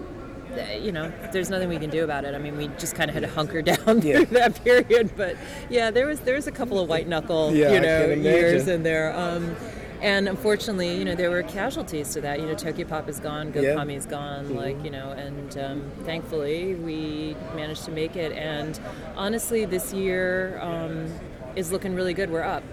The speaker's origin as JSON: {"language": "English", "town": "St. Louis", "region": "Missouri", "country": "United States", "moved": "as an adult", "lives_now": "New York, United States", "said": "Originally, I'm from St. Louis"}